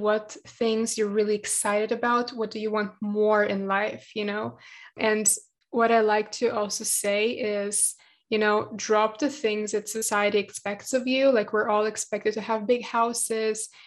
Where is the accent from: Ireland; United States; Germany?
Germany; English is a second language; also born or lived in Latvia; now in Israel; I was born in Latvia and it was like all sunshine and rainbows in my opinion, like my childhood. And then we moved to Germany